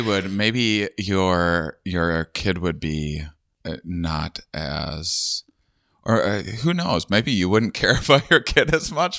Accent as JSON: {"language": "English", "region": "Wisconsin", "country": "United States", "also_born_or_lived": "Austin, Texas", "moved": "yes", "said": "I'm from Wisconsin."}